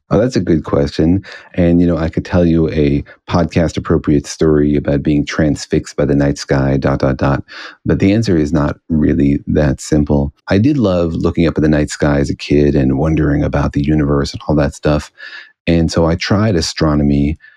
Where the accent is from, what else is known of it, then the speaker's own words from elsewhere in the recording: Los Alamos, New Mexico, United States; I grew up in Los Alamos, New Mexico